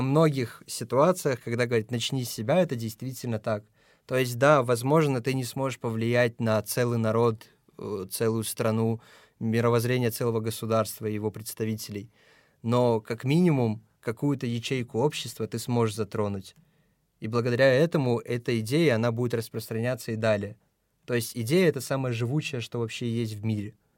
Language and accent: Russian; Tajikistan; now in Moscow, Russia; я из Таджикистана